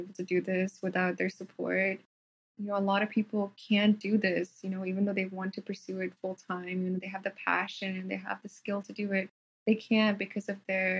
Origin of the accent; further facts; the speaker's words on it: Fort McMurray, Alberta, Canada; accent: Canadian / American; first language Telugu; moved away as an adult; also born or lived in India (Telugu-speaking region) / Edmonton, Canada; now in Los Angeles, United States; Fort McMurray. It's a city in Canada where I grew up